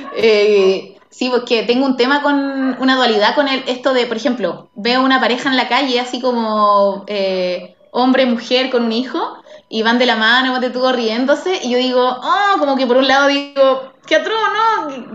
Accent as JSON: {"language": "Spanish", "town": "Santiago", "region": "Santiago Metropolitan Region", "country": "Chile", "tie": "born or raised there", "also_born_or_lived": "Rancagua", "said": "yo soy de Santiago, muy santiaguina, he vivido en Santiago toda mi vida"}